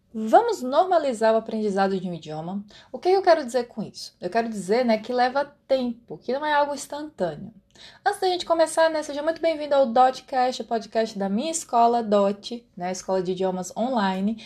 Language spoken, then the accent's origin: Portuguese; Brazil; accent: Brazilian Portuguese; first language Brazilian Portuguese; o meu idioma nativo é o português brasileiro